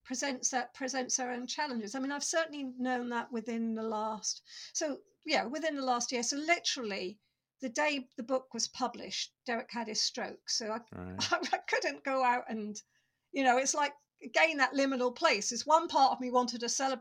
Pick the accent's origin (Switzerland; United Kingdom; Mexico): United Kingdom; Norfolk, East of England; I grew up in Norfolk